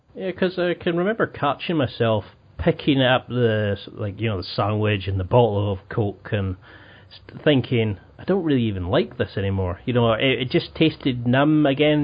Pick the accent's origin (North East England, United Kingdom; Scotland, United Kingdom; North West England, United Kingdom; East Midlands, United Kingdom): Scotland, United Kingdom; Highlands of; I grew up in the Highlands of Scotland